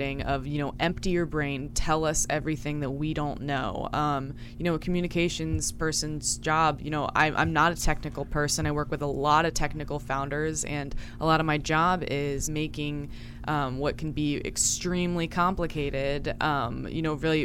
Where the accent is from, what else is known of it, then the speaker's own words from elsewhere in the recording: Yellow Springs, Ohio, United States; I'm from Yellow Springs, Ohio.